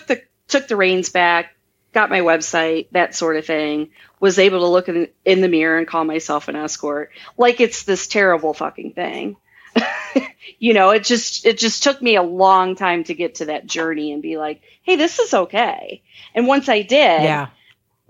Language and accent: English; small town near Cleveland, Midwest, Ohio, United States; now in Las Vegas, United States; I'm from the Midwest. And when I say that I'm from Cleveland, but I'm not, I'm from like a really small town near Cleveland.